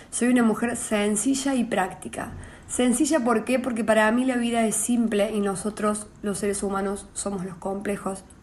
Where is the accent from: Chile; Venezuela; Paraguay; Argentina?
Argentina; San Antonio de Litín, Córdoba; soy cordobesa, soy oriunda de, San Antonio de Litín, un pueblo cerca de Villa María, provincia de Córdoba